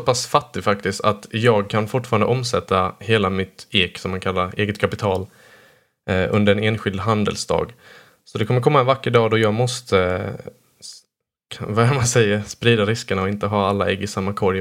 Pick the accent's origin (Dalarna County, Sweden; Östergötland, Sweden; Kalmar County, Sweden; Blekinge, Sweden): Blekinge, Sweden; jag födde på och uppvuxen här i Blekinge närmare bestämt